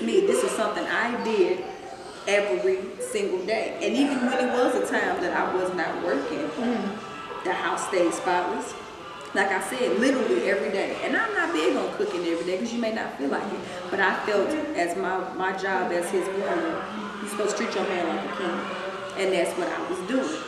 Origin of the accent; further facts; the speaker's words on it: Missouri, United States; now in Dallas, United States; I'm here in Dallas, and you know, we're from Missouri